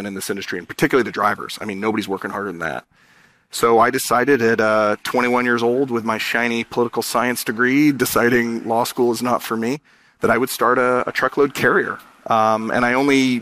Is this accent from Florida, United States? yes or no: no; San Diego, California, United States; I was born in San Diego, the son of immigrant parents